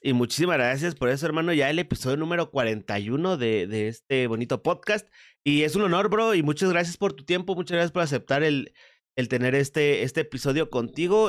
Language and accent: Spanish; Mexico; aquí en México